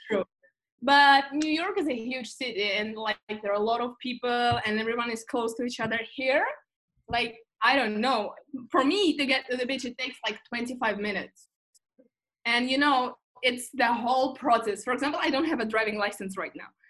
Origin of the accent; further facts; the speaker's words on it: Moscow, Russia; also born or lived in Geneva, Switzerland / Madrid, Spain / United Kingdom; now in Los Angeles, United States; I was born and raised in Moscow